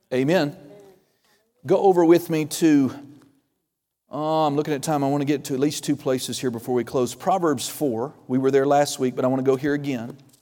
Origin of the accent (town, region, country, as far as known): Okie from Muskogee, Oklahoma, United States